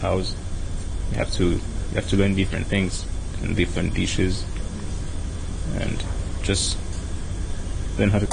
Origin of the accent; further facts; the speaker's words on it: Burundi; now in Hong Kong; I'm from Burundi